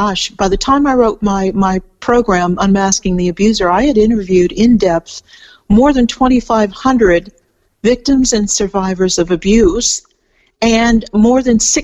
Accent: California, United States; moved away as an adult; now in Melbourne, Australia; I'm from California, and I've lived for quite a while here in Australia. I live outside Melbourne now

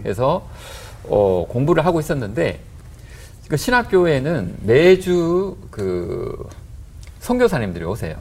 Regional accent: South Korea; now in Australia; 제가 한국 사람인데

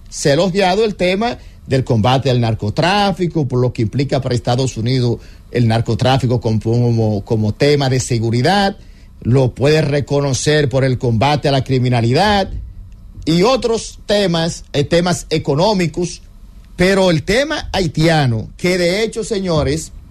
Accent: Dominican Republic; Ah, que seamos nosotros como República Dominicana el país más afectado, porque lo que pasa en el vecino se siente aquí.

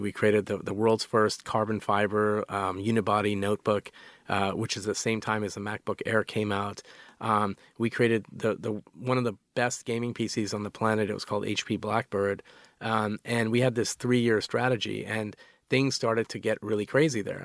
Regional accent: Calgary, Alberta, Canada; moved away; we grew up in Calgary, which is uh, it's it's sort of like a, a, cowboy town

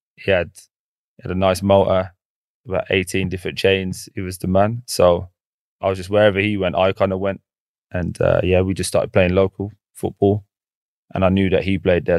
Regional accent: England, United Kingdom; I'm, I'm from England.

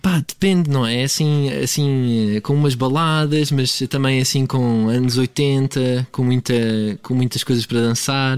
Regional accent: Cascais, Lisbon, Portugal; eu sou de Cascais

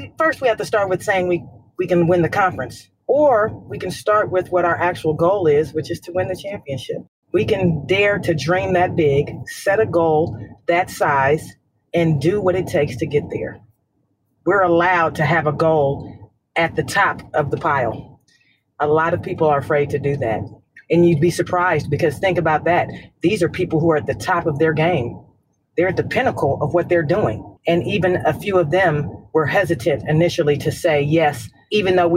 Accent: California, United States; I'm from California

